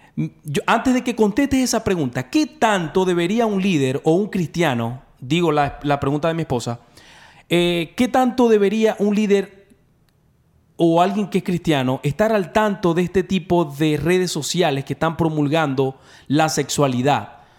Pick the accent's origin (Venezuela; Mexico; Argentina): Venezuela; now in Dallas, United States; Nosotros somos de Venezuela